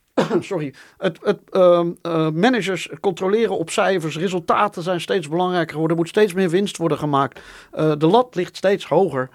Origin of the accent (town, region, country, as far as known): Netherlands